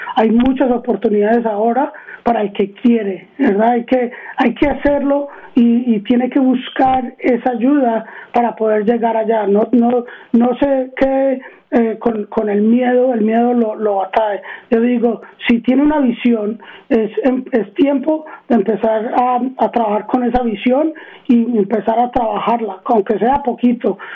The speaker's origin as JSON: {"language": "Spanish", "region": "Arizona", "country": "United States", "tie": "born or raised there", "also_born_or_lived": "Queens, New York / Medellín, Colombia (parents)", "said": "Yo nací en Queens, en Nueva York, y eh, vine aquí a Arizona en el 79, tenía tres años"}